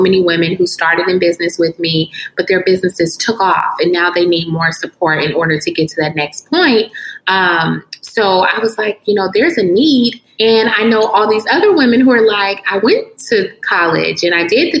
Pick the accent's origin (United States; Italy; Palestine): United States; Chicago, Illinois; moved away; I am originally from Chicago